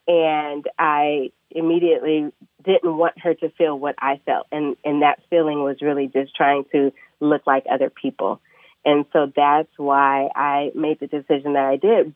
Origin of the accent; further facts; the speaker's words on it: Bellevue, Washington, United States; also born or lived in Seattle, Washington; now in Washington, D.C., United States; I grew up in Seattle, Washington, really in Bellevue.